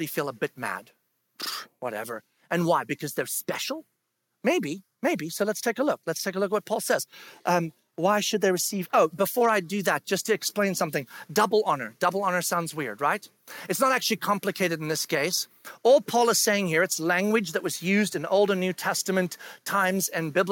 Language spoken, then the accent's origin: English; South Africa; moved away; I grew up in South Africa. And when I was in school in South Africa